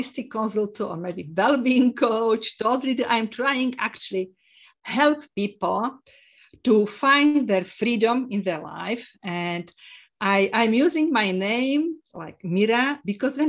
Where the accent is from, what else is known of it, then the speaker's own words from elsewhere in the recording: Slovakia; English is a second language; moved away; also born or lived in Isle of Man; I'm from Slovakia